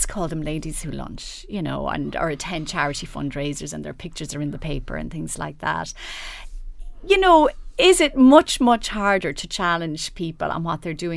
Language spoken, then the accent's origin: English; Enfield, Leinster, Ireland; Enfield, my hometown